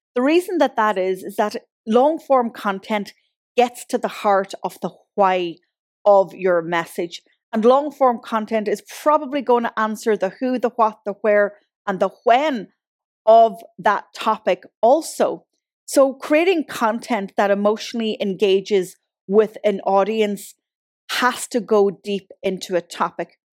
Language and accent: English; Ireland; now in Galway, Ireland; I'm from Donegal and I live in Galway